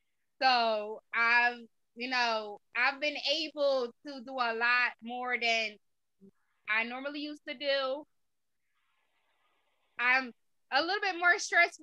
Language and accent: English; Jamaica; now in United States; Well, I'm originally from Jamaica. I've been in the States for 21 years.